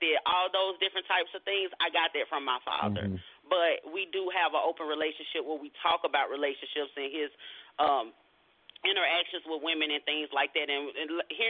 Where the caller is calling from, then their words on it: Arlington, Texas, United States; I am calling from Arlington, Texas.